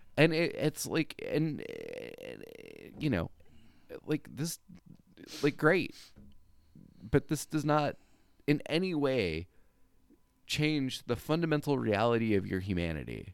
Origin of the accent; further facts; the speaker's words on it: California, United States; I grew up in California